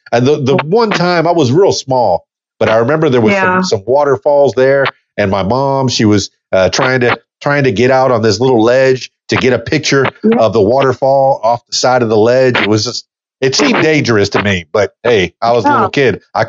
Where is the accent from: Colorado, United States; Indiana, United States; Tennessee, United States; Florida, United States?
Florida, United States; the Florida Keys, South; I grew up in South Florida, the Florida Keys, you know, in the Everglades.